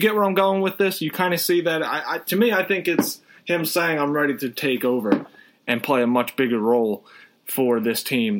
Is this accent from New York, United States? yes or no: yes; New York, United States; me being a New Yorker